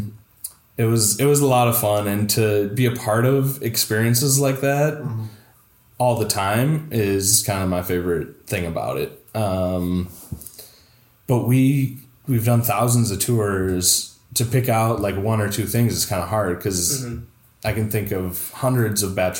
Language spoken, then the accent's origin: English; Toledo, Ohio, United States; if you're a Toledo person